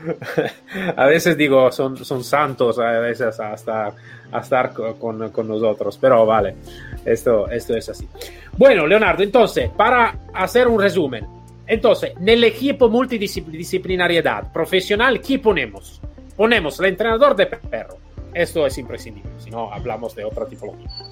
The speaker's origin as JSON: {"language": "Spanish", "country": "Italy", "second_language": "Spanish", "said": "somos todos latinos, eh, italiano"}